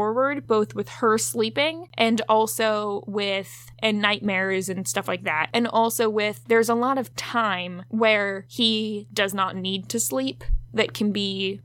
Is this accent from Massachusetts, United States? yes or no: no; Virginia, United States; growing up in Virginia